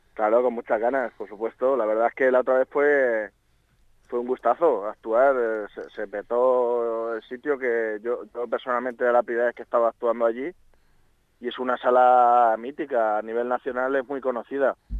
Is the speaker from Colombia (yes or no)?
no; Villarrobledo, Castilla-La Mancha, Spain; yo estoy implicado en mi pueblo